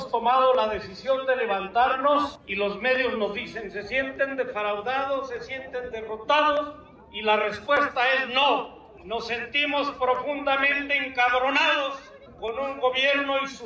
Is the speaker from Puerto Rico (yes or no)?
no; Mexico; somos mexicanos bien nacidos